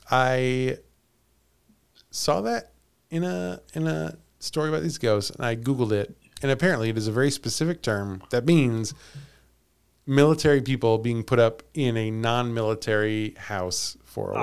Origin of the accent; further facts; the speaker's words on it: Missouri, United States; I was born and raised in Missouri